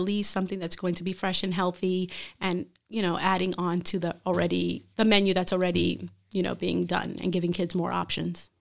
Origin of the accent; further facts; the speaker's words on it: Brooklyn, New York, United States; moved away as an adult; also born or lived in Hartford; now in Bridgeport, United States; I am from Brooklyn originally